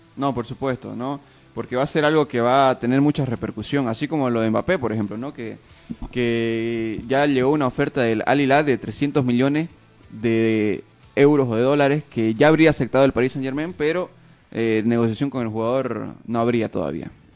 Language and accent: Spanish; Santa Cruz de la Sierra, Santa Cruz, Bolivia; nosotros como cruceños, como periodistas neutros